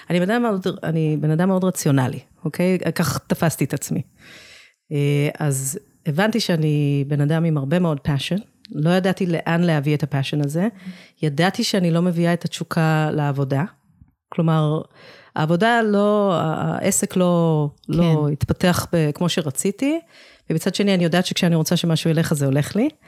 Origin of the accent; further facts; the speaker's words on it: Israel; also born or lived in England, United Kingdom; נולדתי באנגליה. Uh, ההורים שלי עשו עלייה כשהייתי ילדה קטנה. אני תמיד אומרת שזו הייתה בחירה שלהם, לא בחירה שלי.